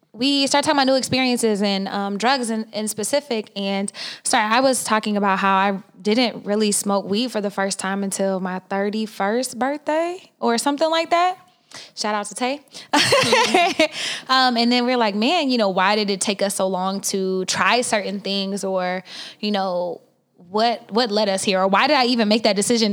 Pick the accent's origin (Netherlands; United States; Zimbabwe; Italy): United States; Oklahoma; now in California, United States; I'm from Oklahoma